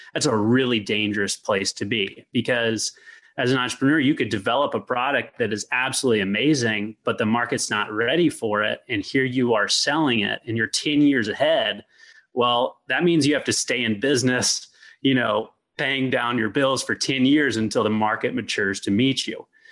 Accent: Louisville, Kentucky, United States; also born or lived in Lexington, Virginia; I'm from Louisville, Kentucky

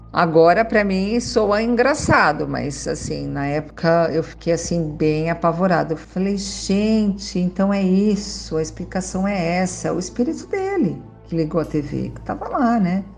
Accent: São Caetano do Sul, São Paulo, Brazil; now in Sorocaba, Brazil; Sou de São Caetano do Sul

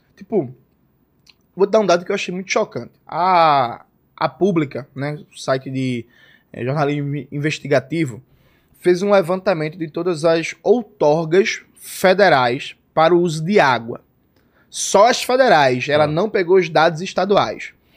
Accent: Recife, Pernambuco, Brazil; accent: Pernambucano; also born or lived in Jaboatão dos Guararapes; Nasci em Jaboatão, mas me criei em Recife, na favela da Borborema

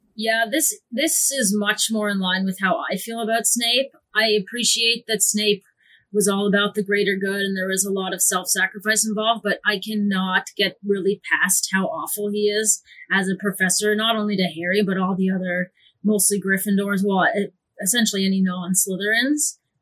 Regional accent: Canada; as a Canadian

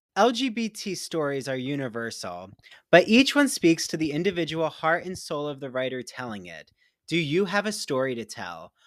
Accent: Philadelphia, Pennsylvania, United States; I grew up in the Philly area

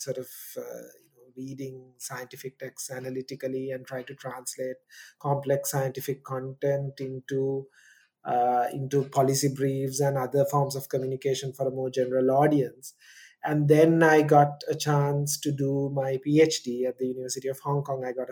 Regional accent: Kandy, Central Province, Sri Lanka; first language Sinhala; English is a second language; I grew up in Sri Lanka in a town in the middle of the country called Kandy.

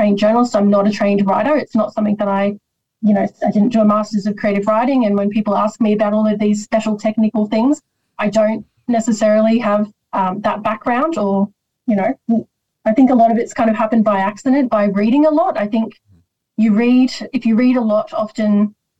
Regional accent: Sydney, New South Wales, Australia; also born or lived in Rosemeadow; I grew up all over Western Sydney, but Rosemeadow, I spent a period of time in the place, always stayed with me.

